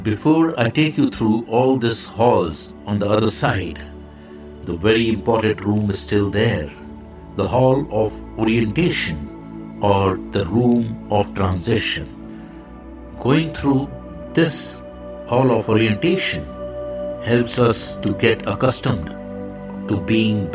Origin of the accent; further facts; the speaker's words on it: India; I am the Indian monk.